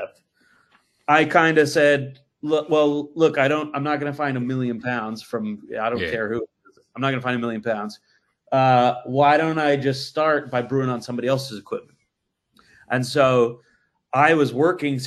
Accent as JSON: {"language": "English", "region": "Massachusetts", "country": "United States", "also_born_or_lived": "Colorado", "moved": "as an adult", "lives_now": "London, United Kingdom", "said": "I'm from Massachusetts"}